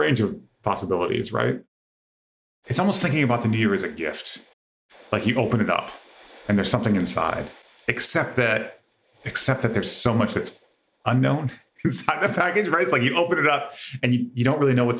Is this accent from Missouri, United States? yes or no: no; Michigan, United States; I grew up in Michigan in the 80s.